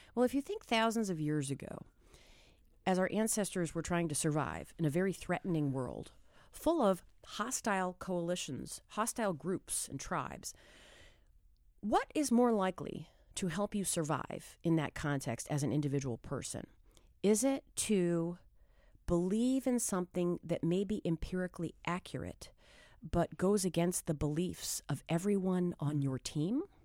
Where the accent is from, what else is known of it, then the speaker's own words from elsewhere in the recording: New Hampshire, United States; moved away; I'm a kid from New Hampshire